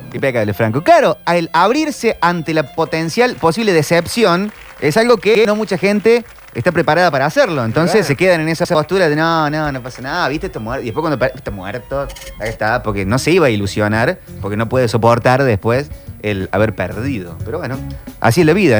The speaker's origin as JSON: {"language": "Spanish", "region": "Córdoba", "country": "Argentina"}